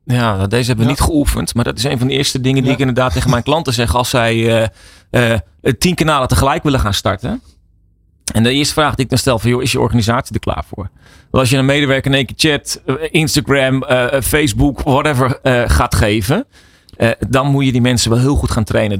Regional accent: Netherlands; Wij zijn Nederlanders

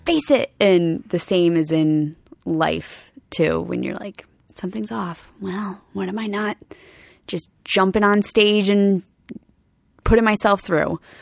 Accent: Rhode Island, United States; I'm from Rhode Island

